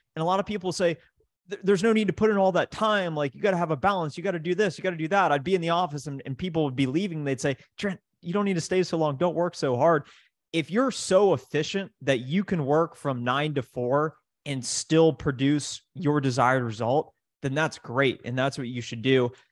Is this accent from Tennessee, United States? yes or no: no; Columbus, Ohio, United States; I grew up in Columbus, Ohio